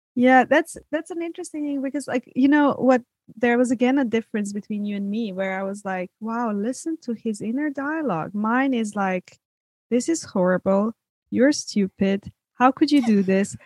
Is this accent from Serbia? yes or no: yes; Serbia; moved away; growing up in Serbia